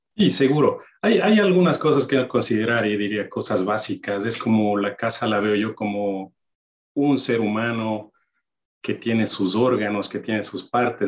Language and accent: Spanish; Ibarra, Imbabura, Ecuador; moved away as an adult; also born or lived in Maryland; now in United States; nací en Ecuador, una ciudad, Ibarra, mi, mi ciudad natal